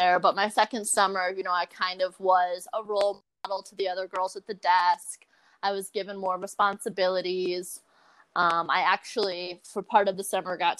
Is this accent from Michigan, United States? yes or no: yes; Gaylord, Michigan, United States; moved away as an adult; I grew up in Northern Michigan in a town called Gaylord